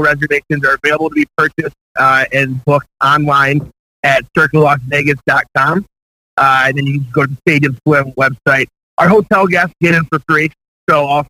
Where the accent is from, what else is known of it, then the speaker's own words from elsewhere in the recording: Detroit, Michigan, United States; I'm from Detroit, and I grew up watching the Detroit Red Wings